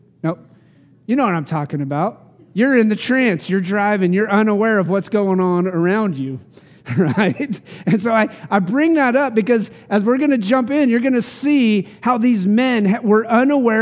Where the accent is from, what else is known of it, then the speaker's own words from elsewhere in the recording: Cheyenne, Wyoming, United States; moved away; When I go back home to Wyoming and I get to driving across the state of Nebraska to get there, basically from Lincoln, really honestly, to my hometown of Cheyenne